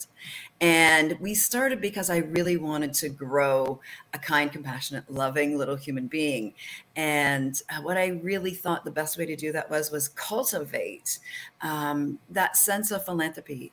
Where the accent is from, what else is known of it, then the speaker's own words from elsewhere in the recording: Canada; I'm from Canada.